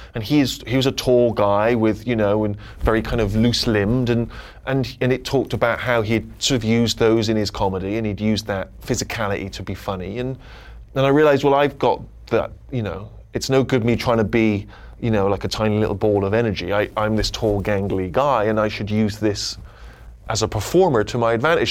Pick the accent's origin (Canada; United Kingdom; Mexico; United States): United Kingdom; Southern England; accent: working class Southern English; I have a very regional, parochial accent, which if you were from England, you'd identify as being quite a working class Southern English accent